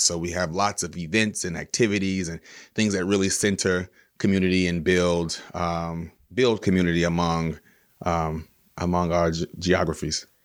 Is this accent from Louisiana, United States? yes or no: yes; Baton Rouge, Louisiana, United States; moved away as an adult; now in Los Angeles, United States; I'm from Baton Rouge, Louisiana, and I moved to Los Angeles, uh, ten years ago as an actor